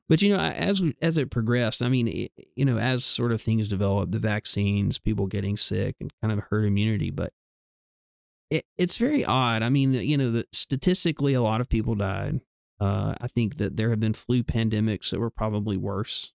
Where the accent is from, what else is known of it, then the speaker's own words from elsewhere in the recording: the South, United States; we grew up in the South